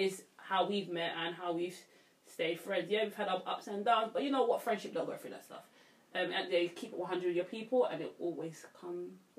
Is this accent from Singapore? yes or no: no; London, United Kingdom